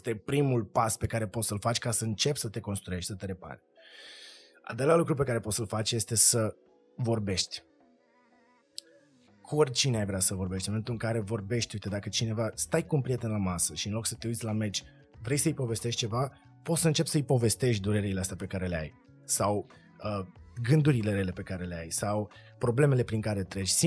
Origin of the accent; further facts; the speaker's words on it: Moldova; born there; Eu m-am născut în Republica.